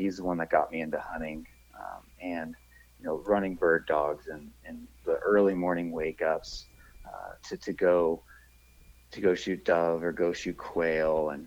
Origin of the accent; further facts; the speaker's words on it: Buford, Georgia, United States; moved away as an adult; now in Denver, United States; I'm originally from Buford, Georgia